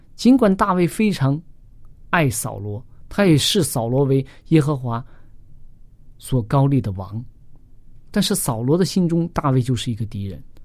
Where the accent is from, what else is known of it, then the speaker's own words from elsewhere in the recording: China; 我们中国人经常讲的